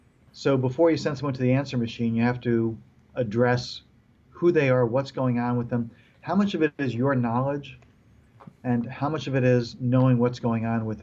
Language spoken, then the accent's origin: English; New York, United States; also born or lived in Israel; I came from New York, finished elementary school in Israel.